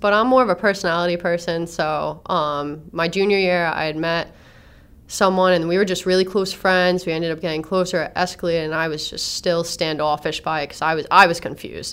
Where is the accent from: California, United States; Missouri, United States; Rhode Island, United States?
Rhode Island, United States; Warwick; also born or lived in Attleboro, Massachusetts; I was born in Attleboro, Massachusetts. wasn't raised there. Um, my mom just happened to be there at the time when she gave birth. So um, I was born in War- I was raised in Warwick, well West Warwick, and then moved to Warwick